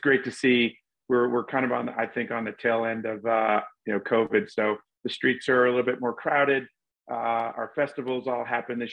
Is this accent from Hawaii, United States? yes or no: no; Charleston, South Carolina, United States; moved away as an adult; now in Chicago, United States; I'm originally from Charleston, South Carolina. And I was born and raised there, went to college there